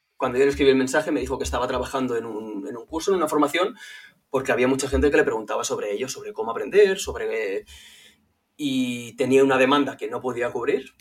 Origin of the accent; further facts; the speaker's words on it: Barcelona, Catalonia, Spain; soy de Barcelona, tengo 32 años ya